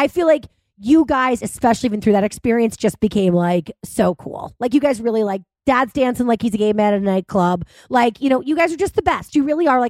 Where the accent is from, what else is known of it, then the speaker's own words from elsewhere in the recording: Cohasset, Massachusetts, United States; Chris and I grew up in Cohasset together